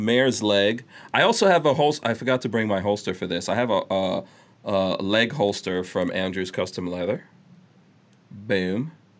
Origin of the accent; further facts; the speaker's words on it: Guyana; born there; No, I was born in Guyana.